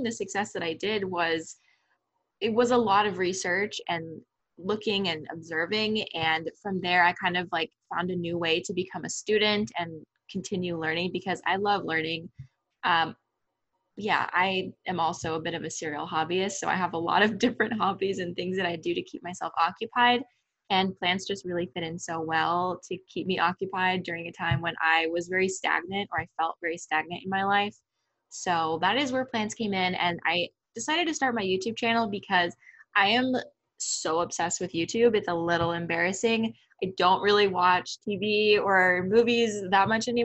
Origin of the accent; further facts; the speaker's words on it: Tucson, Arizona, United States; I grew up in Tucson, Arizona